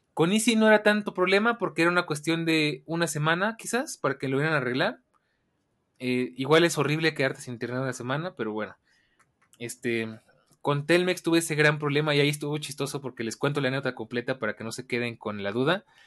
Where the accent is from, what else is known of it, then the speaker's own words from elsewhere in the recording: Mexico; como buen mexicano